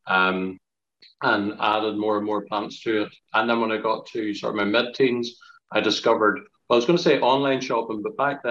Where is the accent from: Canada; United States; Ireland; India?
Ireland; I'm from Ireland